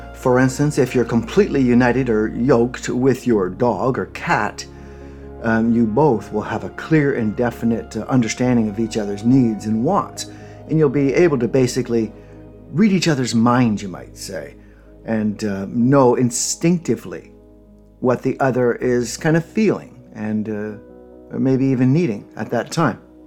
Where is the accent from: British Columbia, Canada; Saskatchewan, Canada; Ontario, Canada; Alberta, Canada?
Ontario, Canada; the popular religion where I grew up in Canada um, Ontario